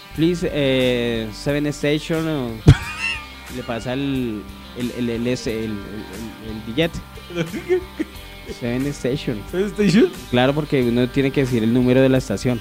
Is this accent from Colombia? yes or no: yes; Colombia; como cualquier colombiano